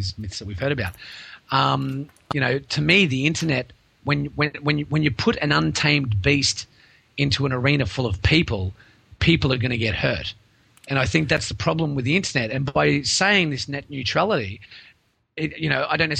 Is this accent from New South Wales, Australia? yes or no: no; Townsville, Queensland, Australia; I'm just from Townsville, which is like, you know, somewhere up north.